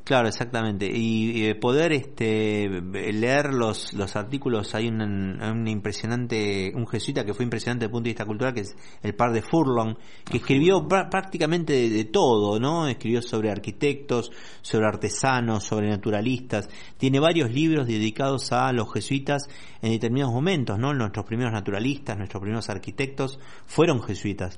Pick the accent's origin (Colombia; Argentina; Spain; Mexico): Argentina; nuestra riqueza como argentinos